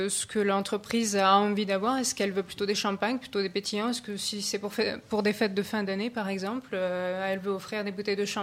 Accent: Annecy, Auvergne-Rhône-Alpes, France

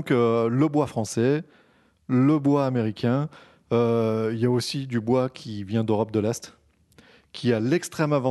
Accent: France; Parce que nous sommes français et nous sommes les meilleurs.

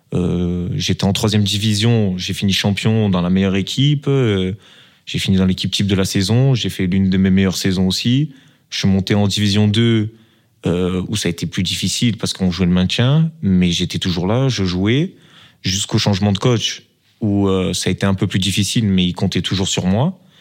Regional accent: Marseille, Provence-Alpes-Côte d'Azur, France; now in Belgium; une expression un peu du sud, de, de chez nous, un peu à Marseille

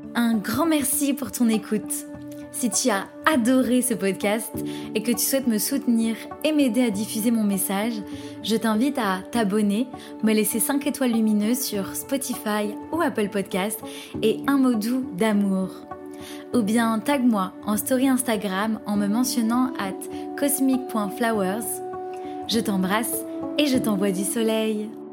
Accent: Paris, Île-de-France, France; je suis franco-égyptienne, je suis née à Paris

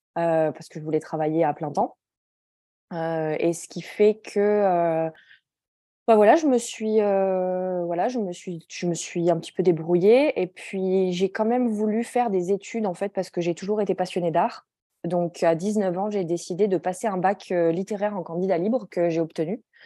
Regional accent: Grenoble, Auvergne-Rhône-Alpes, France; moved away as an adult; now in Stockholm, Sweden; Je suis née et j'ai grandi à Grenoble.

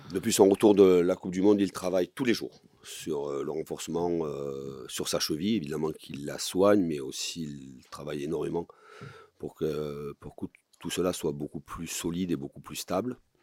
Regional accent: Marseille, Provence-Alpes-Côte d'Azur, France; né à Marseille, que je sois marseillais

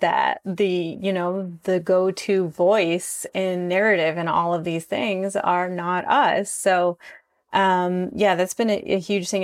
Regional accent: Six Nations Reserve, Ontario, Canada; moved away as an adult; now in Toronto, Canada; I'm from the Six Nations Reserve. Um, my mom is from Aqua Zesnay. My dad is from Six Nations, and I've lived on the Six Nations Reserve up until I was about nineteen

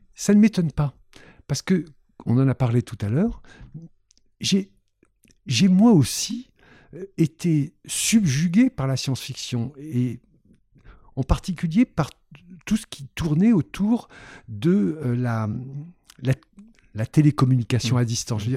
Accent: Constantine, Constantine Province, Algeria; now in Paris, France; je suis né en Algérie à Constantine, oh, je peux vous le dire, en 1950, en octobre 50

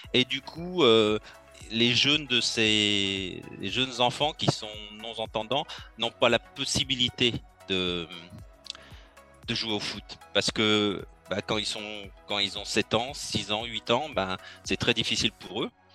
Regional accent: Lyon, Auvergne-Rhône-Alpes, France; Je suis né à Lyon.

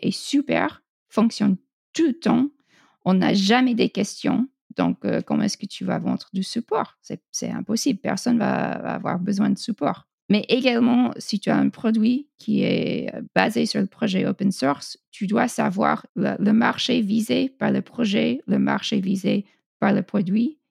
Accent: United States; French is a second language; je suis américaine

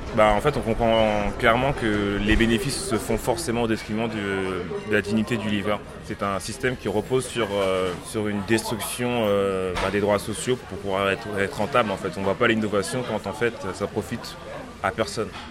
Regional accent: Algeria; moved away as an adult; now in Paris, France; je viens de l'Algérie

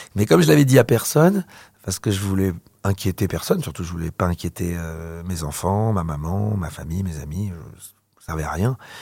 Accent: Paris region, Île-de-France, France; also born or lived in Algeria / Provence; J'ai planté ma tente euh, dans la région parisienne

